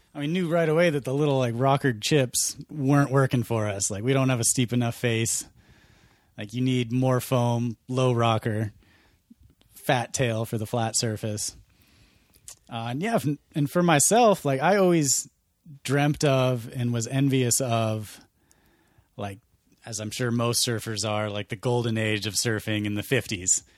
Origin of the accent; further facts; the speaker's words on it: Montana, United States; growing up in Montana